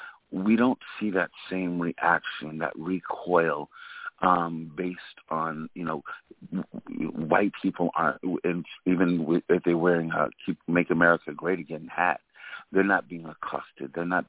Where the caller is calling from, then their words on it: New York City, New York, United States; I'm calling from Brooklyn, New York.